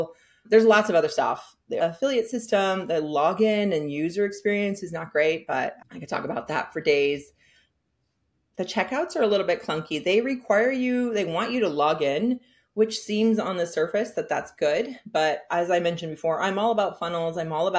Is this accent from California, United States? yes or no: yes; San Francisco, California, United States; now in Hudson Valley, United States; I am originally from San Francisco, but I live in Hudson Valley now